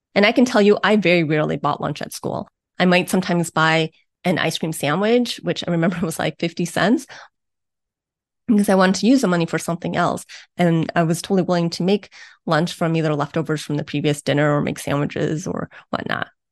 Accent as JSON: {"language": "English", "town": "Beachwood", "region": "Ohio", "country": "United States", "tie": "born or raised there", "said": "I grew up in Beechwood, Ohio, which is a, a suburb on the east side of Cleveland, Ohio."}